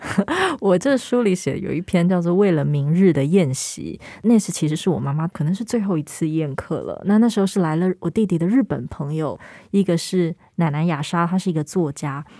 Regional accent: northern Taiwan, Taiwan; 我是北部人，很多人因为要离家背井，他原本的大家族可能要到逢年过节才能够相会，可是因为我是一直浸泡在这个大家族里头，我的，我们北部家庭，然后可是所有的亲人是住在同一块地上

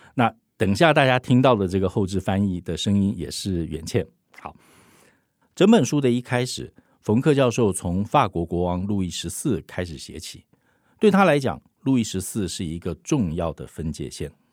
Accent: Taiwan; 我们台湾人

